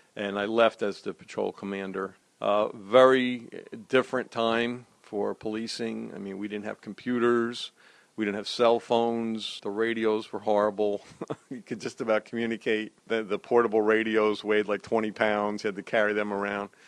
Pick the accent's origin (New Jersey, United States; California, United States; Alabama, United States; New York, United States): New Jersey, United States; Hillside; I grew up in Hillside. I'm a lifelong resident of uh, Union County, haven't gone too far